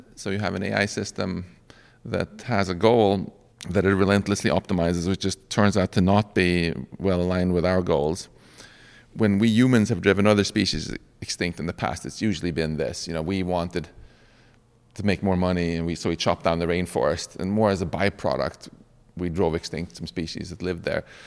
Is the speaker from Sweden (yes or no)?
yes; Sweden; now in United States; I'm originally from Sweden